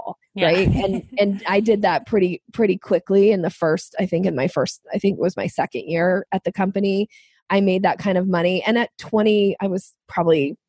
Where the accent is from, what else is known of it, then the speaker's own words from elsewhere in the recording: Boise, Idaho, United States; moved away as an adult; now in Washington State, United States; I grew up in Boise, Idaho, and I moved to Washington State